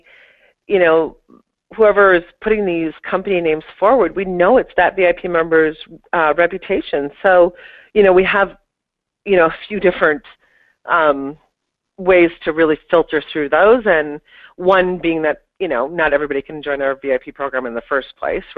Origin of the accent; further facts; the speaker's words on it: Minneapolis, Minnesota, United States; moved away as an adult; now in New York, United States; I moved from Minneapolis to New York, and that alone is extremely intimidating, you know, Minnesota, Midwestern girl moving to the big city